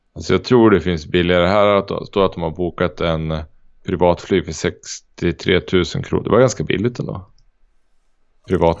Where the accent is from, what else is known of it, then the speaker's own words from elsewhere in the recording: Sweden; jag är svensk